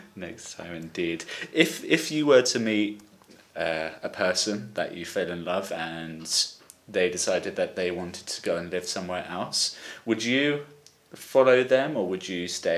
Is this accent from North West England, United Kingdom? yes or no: no; Brighton, South East England, United Kingdom; now in Valencia, Spain; I'm 24 from Brighton in England and now living in Valencia, Spain.